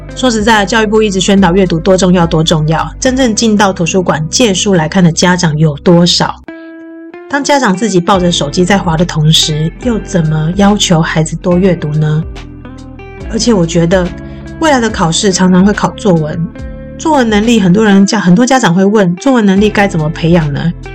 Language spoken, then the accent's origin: Chinese; Taoyuan, Taiwan; 我这个在桃园长大的叛逆女生